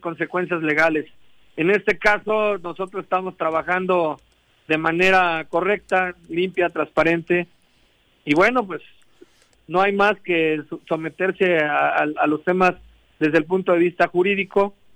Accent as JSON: {"language": "Spanish", "region": "Morelos", "country": "Mexico", "said": "yo soy el único morelense en la mesa de seguridad aquí del estado."}